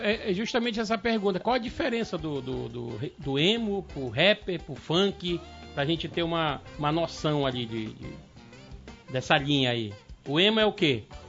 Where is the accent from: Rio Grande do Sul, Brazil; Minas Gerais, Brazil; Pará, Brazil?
Pará, Brazil; now in Manaus, Brazil; nós como paraense